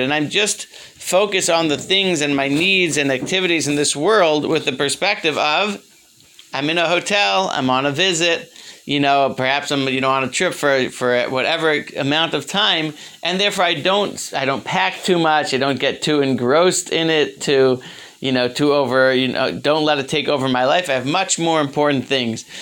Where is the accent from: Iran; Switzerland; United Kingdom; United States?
United States; Baltimore, Maryland; When I was growing up, I grew up in Baltimore